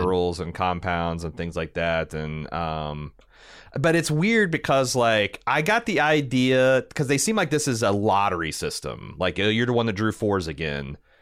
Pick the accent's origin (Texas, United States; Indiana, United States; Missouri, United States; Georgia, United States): Indiana, United States; I'm from Indiana